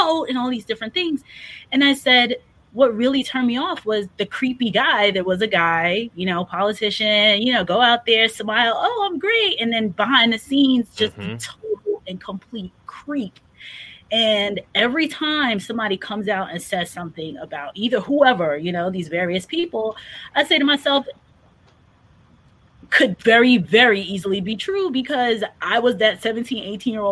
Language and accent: English; New York, United States; I grew up in New York